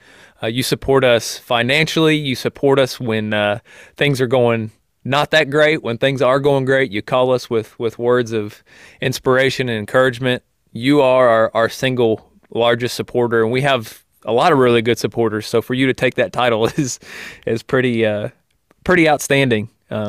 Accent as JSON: {"language": "English", "town": "Spokane", "region": "Missouri", "country": "United States", "tie": "born or raised there", "said": "You grew up in the same town where we grew up in Spokane, Missouri."}